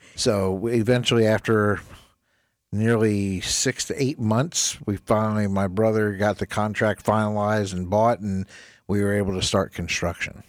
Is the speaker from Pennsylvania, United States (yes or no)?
no; New Jersey, United States; moved away as an adult; I was actually an E M T in my hometown up in New Jersey